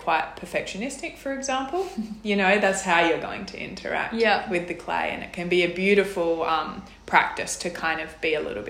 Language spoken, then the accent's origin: English; Whyalla, South Australia, Australia; I'm from South Australia, was born and grew up in Whyalla